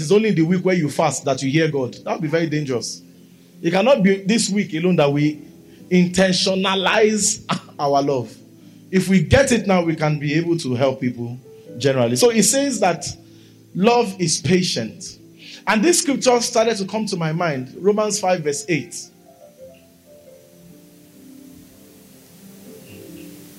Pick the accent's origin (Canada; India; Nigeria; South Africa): Nigeria; I'm a Nigerian. My passport, my tongue, my birth, my name